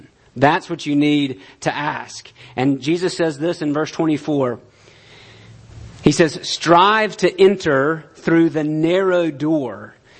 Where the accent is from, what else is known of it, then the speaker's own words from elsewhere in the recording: United States; we're American